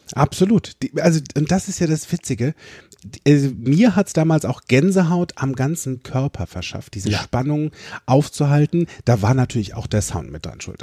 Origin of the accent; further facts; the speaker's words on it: Limburg an der Lahn, Hesse, Germany; ich bin in Limburg an der Lahn groß geworden